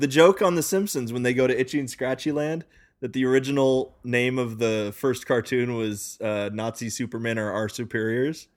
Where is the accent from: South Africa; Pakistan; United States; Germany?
United States; Rob and I, by which I mean Rob and myself are native born Americans